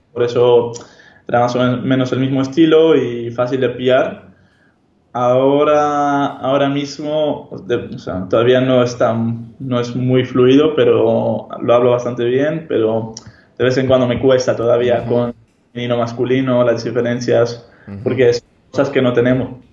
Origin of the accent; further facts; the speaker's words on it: Amsterdam, North Holland, Netherlands; first language Hebrew; Spanish is a second language; moved away as an adult; Yo soy holandés, nací y crecí en Holanda, Ámsterdam